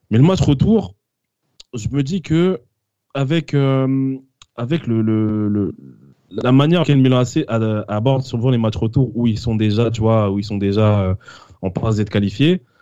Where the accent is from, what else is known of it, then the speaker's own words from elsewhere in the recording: France; Et on est quand même déçu pour le PSV Eindhoven, même si on est français, même si on a beau être pour Lyon ou pour Monaco.